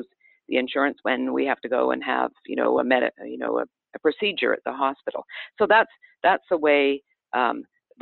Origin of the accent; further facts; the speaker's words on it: Canada; now in United States; I'm from Canada. I grew up under a single payer system where the government is the sole provider of health care